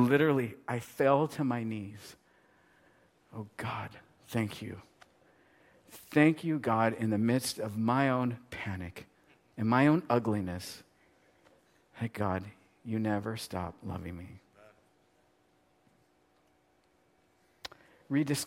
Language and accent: English; United States; I'm an American. I live in America